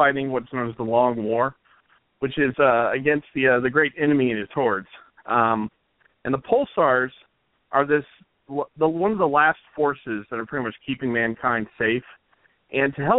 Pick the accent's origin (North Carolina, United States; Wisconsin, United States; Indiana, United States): Indiana, United States; Indianapolis; I'm from Indianapolis